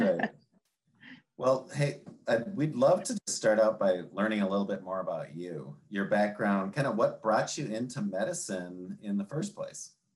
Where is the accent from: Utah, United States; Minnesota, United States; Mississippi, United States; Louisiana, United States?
Minnesota, United States; now in Michigan, United States; I'm a northerner and in Michigan and Minnesota is my kind of hometown.